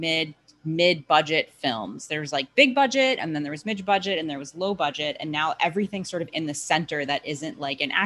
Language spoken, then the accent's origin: English; New York, United States; I'm from New York